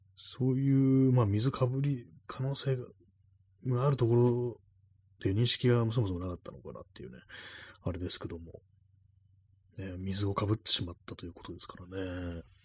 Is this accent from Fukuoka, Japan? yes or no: no; Tokyo, Japan; 私、東京の人間